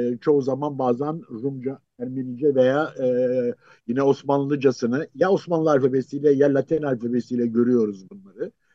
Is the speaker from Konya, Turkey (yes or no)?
no; Istanbul, Turkey; ben doğma büyüme e, şeyden yani Beyoğlu e, Taksim'de bütün çocukluğum gençliğim geçti.